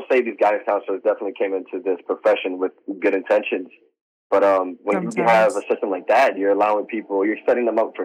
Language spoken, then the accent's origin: English; New York, United States; now in New Jersey, United States; I'm from New York. I've been living in Jersey for the past 10 years